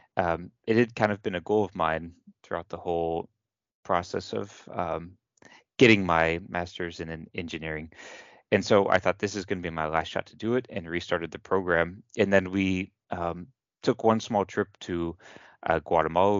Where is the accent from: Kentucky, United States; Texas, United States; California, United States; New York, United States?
Kentucky, United States; moved away; I'm from the United States, from Kentucky, and I went to a local university, the University of Louisville